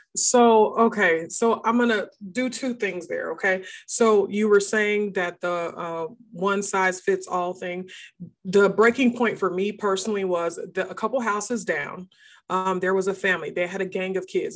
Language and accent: English; outside of Seattle, Washington, United States; moved away as an adult; now in Texas, United States; he moved us up to a small town outside of Seattle, Washington